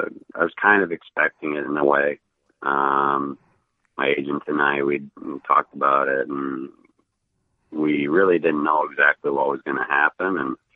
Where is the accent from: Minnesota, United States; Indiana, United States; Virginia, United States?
Indiana, United States; Indianapolis; born there; My family lives in Columbus, Ohio. And, you know, I was born here in Indy a long time ago, and I'm familiar with the area.